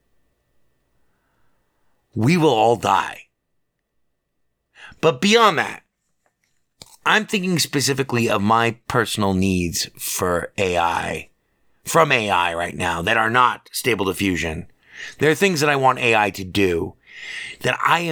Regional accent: Las Vegas, Nevada, United States; I'm an American, man. Born and raised here in Las Vegas

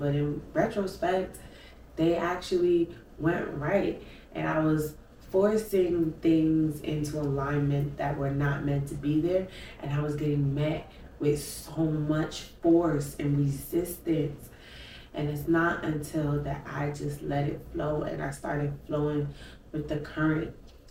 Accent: Brooklyn, New York, United States; We are some city kids. If y'all know, I'm from Brooklyn.

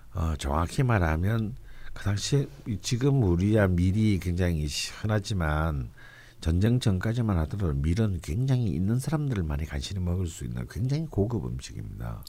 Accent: Busan, South Korea; now in Seoul, South Korea; 칼국수의 오리지널 동네인 부산 출신이잖아요

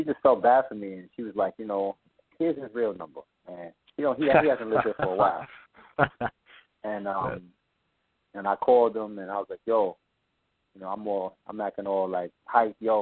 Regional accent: New York City, New York, United States; I was born in Brooklyn, New York, Brookdale Hospital

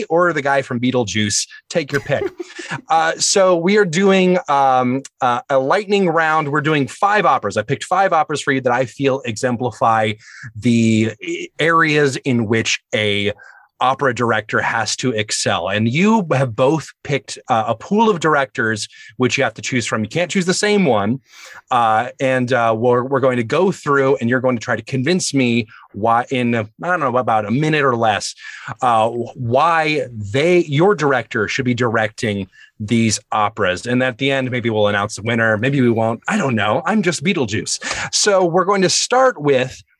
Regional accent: Alabama, United States; I'm from Alabama

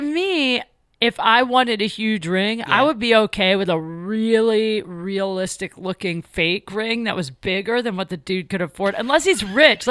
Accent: Canton, Ohio, United States; moved away as an adult; also born or lived in Chicago; I'm from Canton, really, which is like an hour from Cleveland.

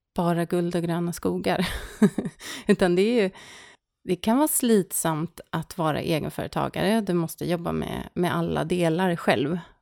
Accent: Stockholm, Stockholm County, Sweden; moved away as an adult; also born or lived in Norrköping; now in Särna, Sweden; jag är född och uppvuxen i Stockholm

